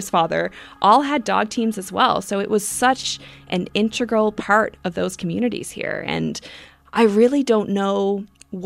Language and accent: English; Port Hope Simpson, Newfoundland and Labrador, Canada; now in Happy Valley-Goose Bay, Canada; I'm from Port Hope Simpson, Labrador, living in Happy Valley Goose Bay